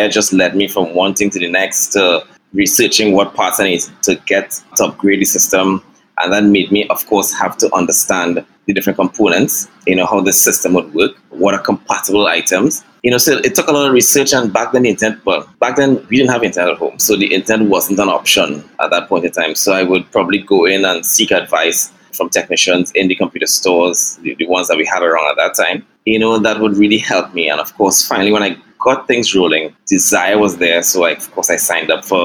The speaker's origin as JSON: {"language": "English", "region": "San Fernando", "country": "Trinidad & Tobago", "tie": "born or raised there", "also_born_or_lived": "East-West Corridor, Trinidad", "said": "I grew up in a little village out on the outskirts, or actually it's part of the city now, San Fernando, called Pleasantville"}